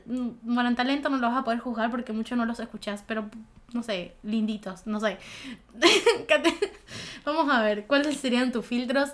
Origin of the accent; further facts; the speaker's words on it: Goya, Corrientes, Argentina; Yo soy de Goya